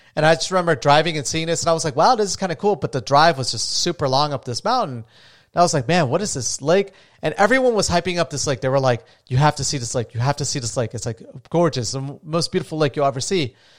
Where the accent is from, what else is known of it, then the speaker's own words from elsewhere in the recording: New Smyrna Beach, Florida, United States; I'm from, uh, New Smyrna Beach, Florida